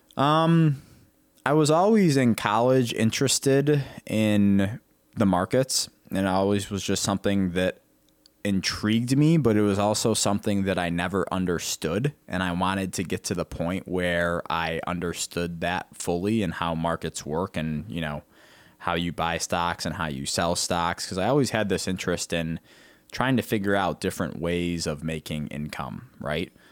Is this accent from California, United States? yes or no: no; Rochester, New York, United States; now in Ohio, United States; growing up in Rochester, New York, upstate New York, um, about hour and a half from the Canadian border, hockey was huge